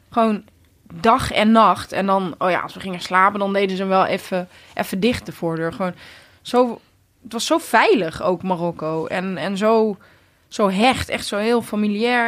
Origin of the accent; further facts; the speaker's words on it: Netherlands; ik ben hier natuurlijk geboren in Nederland. Dus het is niet gek dat ik, eh, dat ik goed Nederlands spreek